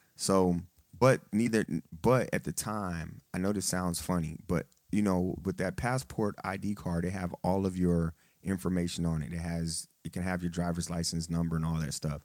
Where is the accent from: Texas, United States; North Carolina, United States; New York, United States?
Texas, United States; now in Detroit, United States; I'm in the military. I'm from Texas